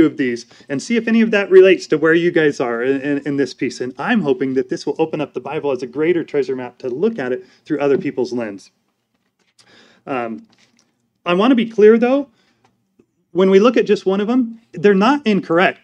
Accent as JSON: {"language": "English", "country": "United States", "said": "I'm an American"}